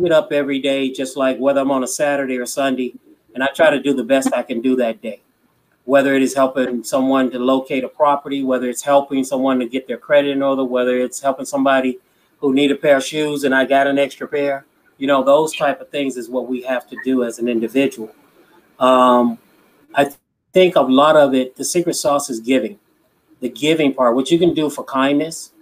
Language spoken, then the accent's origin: English; Chicago, Illinois, United States; now in California, United States; I grew up in Chicago.